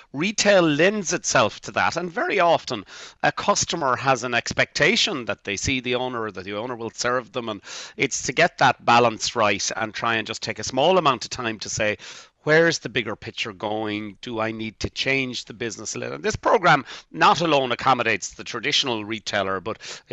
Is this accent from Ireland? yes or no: yes; Bantry, Munster, Ireland; now in Dublin, Ireland; I'm from Bantry in West Cork and started my retail career in the local Supervalue